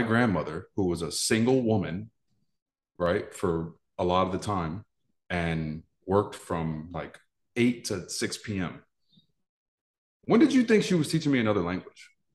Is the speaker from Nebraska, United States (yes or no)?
no; New York, United States; I'm from New York